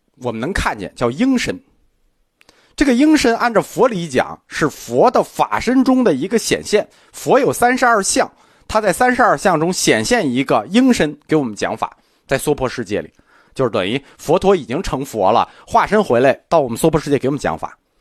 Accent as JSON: {"language": "Chinese", "country": "China", "said": "这实际是我们个中国人的想法，就是我们中国人觉得"}